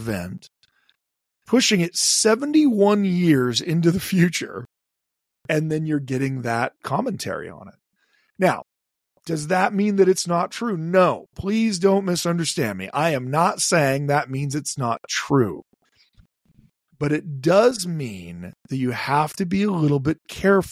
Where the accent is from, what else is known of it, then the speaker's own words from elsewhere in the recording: Idaho, United States; we're both from Idaho